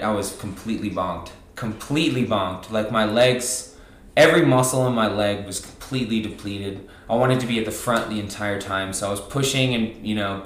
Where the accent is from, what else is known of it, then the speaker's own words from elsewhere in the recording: Virginia, United States; moved away as an adult; also born or lived in Roanoke, Virginia; now in Cottonwood, Arizona, United States; I'm originally from Virginia